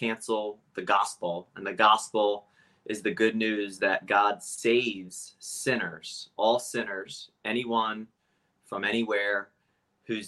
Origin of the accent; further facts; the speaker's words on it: Cape May Court House, New Jersey, United States; also born or lived in Philadelphia; I grew up in South Jersey, Cape May Courthouse specifically. That is the southern tip of New Jersey. Born and raised down there